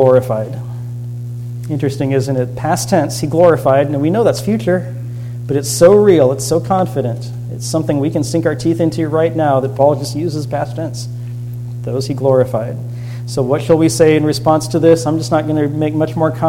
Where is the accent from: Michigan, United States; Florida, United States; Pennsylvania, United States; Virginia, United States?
Florida, United States; I grew up in Florida